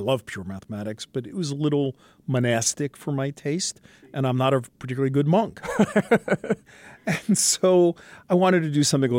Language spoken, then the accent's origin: English; New York City, New York, United States; I'm a kid from Brooklyn, New York, born on Flatbush Avenue, went to high school in Manhattan at Stuyvesant High School